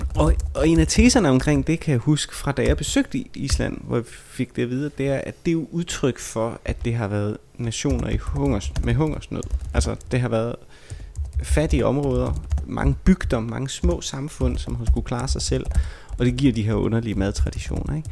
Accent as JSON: {"language": "Danish", "town": "Vejle", "region": "Southern Denmark", "country": "Denmark", "said": "jeg er fra Vejle"}